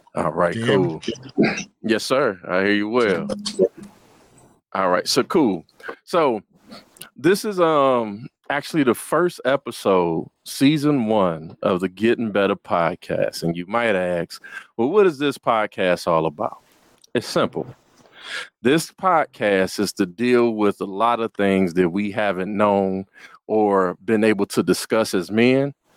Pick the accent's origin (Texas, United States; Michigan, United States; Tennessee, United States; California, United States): Michigan, United States; Detroit; I hail in Detroit, Michigan